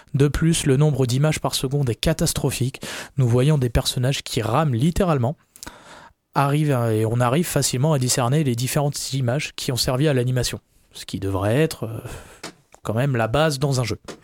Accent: France; on est français, voilà, on parle français

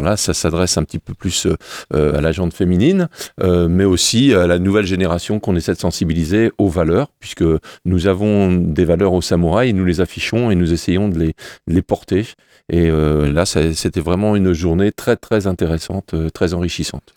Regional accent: Le Mans, Pays de la Loire, France; je viens des, des quartiers des Roncerets, du Mans

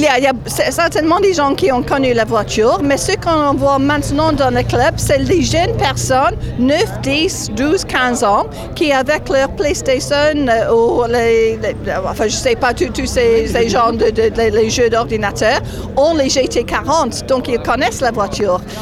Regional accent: England, United Kingdom; je suis anglaise

